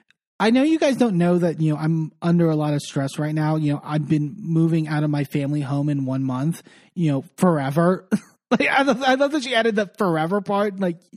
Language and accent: English; Connecticut, United States; I was like 25 years old, like living in New York and I'm like green as the day is long. Like I'm from Connecticut.